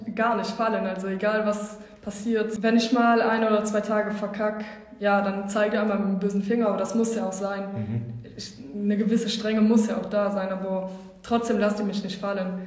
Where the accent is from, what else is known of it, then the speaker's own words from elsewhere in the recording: Wallonia, Belgium; Ich komme aus Ostbelgien